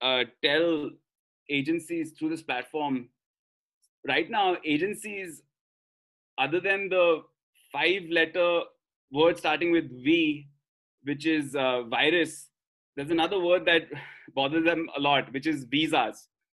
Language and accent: English; India; accent: Indian; We both are Australian, as you can tell from my Indian accent.